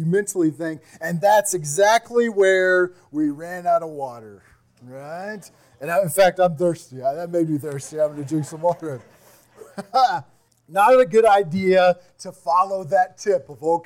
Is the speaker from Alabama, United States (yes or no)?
no; Kansas, United States; I'm from Kansas